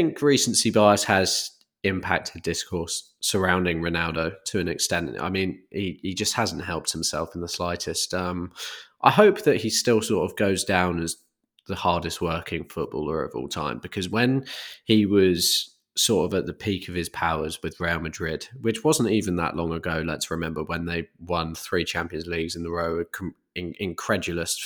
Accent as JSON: {"language": "English", "country": "United Kingdom", "said": "as a Brit"}